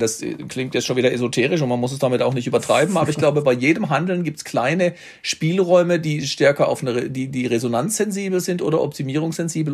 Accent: Baden-Württemberg, Germany; in Baden-Württemberg, wo ich herkomme

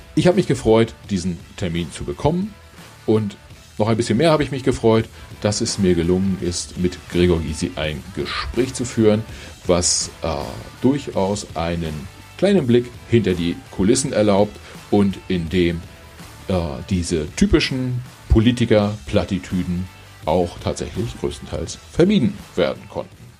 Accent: Mecklenburgische Seenplatte, Mecklenburg-Vorpommern, Germany; ich bin äh, selbst auch in Mecklenburg-Vorpommern aufgewachsen, Mecklenburgische Seenplatte

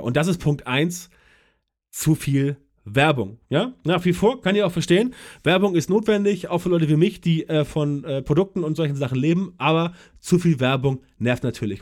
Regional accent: Germany; bei uns in Deutschland

